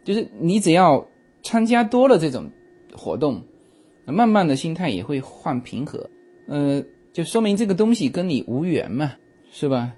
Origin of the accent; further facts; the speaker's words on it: China; now in United States; 我们中国人